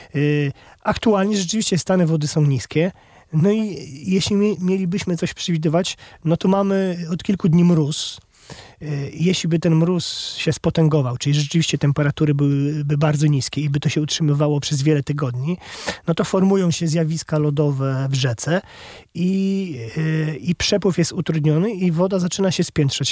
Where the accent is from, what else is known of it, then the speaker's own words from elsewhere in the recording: Masovian Voivodeship, Poland; u nas na Mazowszu